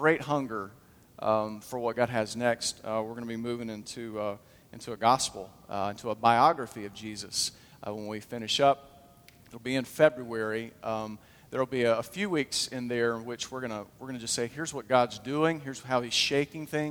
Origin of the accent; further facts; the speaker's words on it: Huntsville, Alabama, United States; I grew up in Huntsville